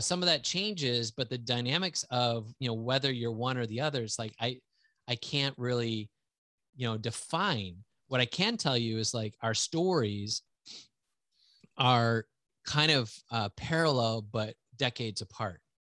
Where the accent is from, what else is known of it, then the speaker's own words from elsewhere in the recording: central Wisconsin, United States; also born or lived in Houston, Texas; I grew up all the way through high school in that area